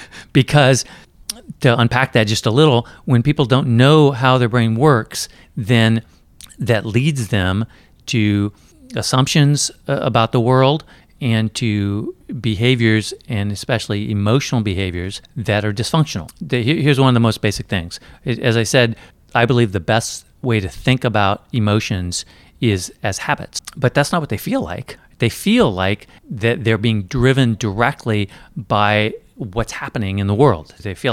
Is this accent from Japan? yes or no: yes; Japan; So I grew up in Japan.